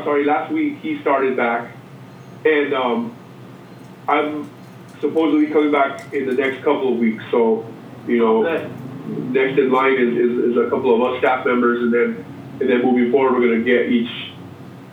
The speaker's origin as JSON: {"language": "English", "region": "New Mexico", "country": "United States", "tie": "born or raised there"}